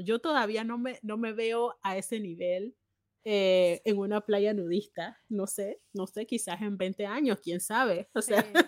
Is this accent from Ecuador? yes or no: no; Panama; moved away as an adult; now in Germany; yo como panameña